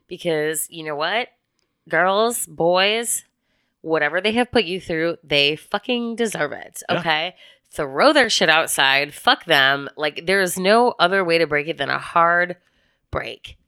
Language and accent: English; Midwest, United States; I was born in March in the Midwest